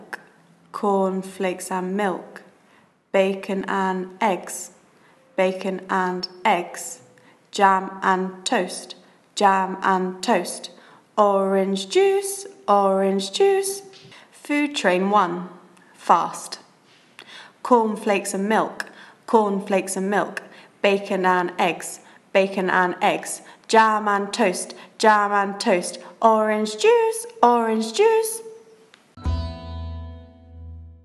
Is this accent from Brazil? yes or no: no; United Kingdom; also born or lived in London; I'm British. I live in London, in England.